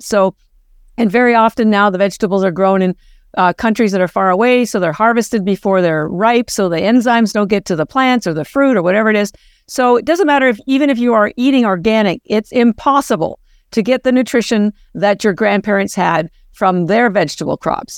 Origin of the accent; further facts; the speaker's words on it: Canada; moved away as an adult; now in Boston, United States; we're both Canadian